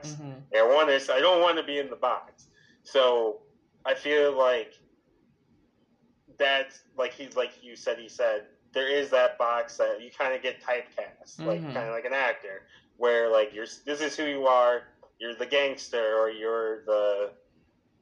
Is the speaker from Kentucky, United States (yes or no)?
no; Buffalo, New York, United States; So I grew up in Buffalo, New York.